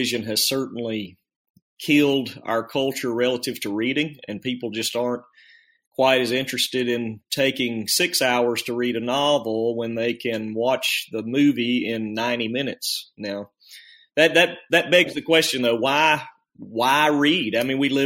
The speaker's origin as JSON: {"language": "English", "town": "Northport", "region": "Alabama", "country": "United States", "said": "from Northport, Alabama"}